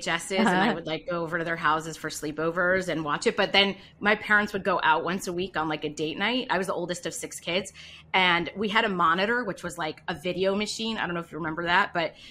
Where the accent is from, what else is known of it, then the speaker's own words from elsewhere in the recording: Long Beach, California, United States; I grew up in Southern California, in Long Beach